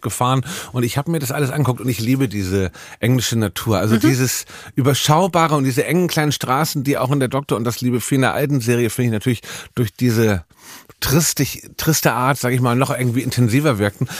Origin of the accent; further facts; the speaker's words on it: Hamburg, Germany; ich bin ja Hamburger.